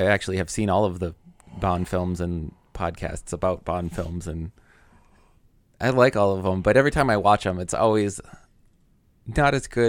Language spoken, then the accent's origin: English; United States; I'm American.